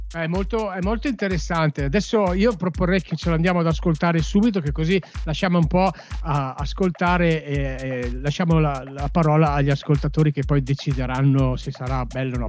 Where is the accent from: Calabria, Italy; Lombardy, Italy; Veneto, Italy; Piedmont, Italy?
Lombardy, Italy; Cremona; siccome io sono di Cremona